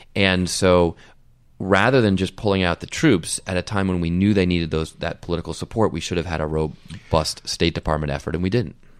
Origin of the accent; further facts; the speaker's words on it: United States; as an American